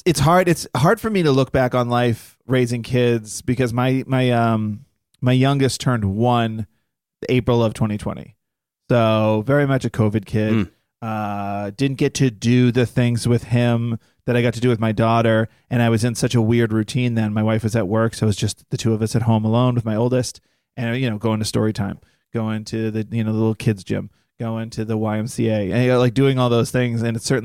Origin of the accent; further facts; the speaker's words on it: Massachusetts, United States; moved away as an adult; now in New York, United States; We both moved out there at the same time, but she was moving from Oklahoma. I was from Massachusetts in New York.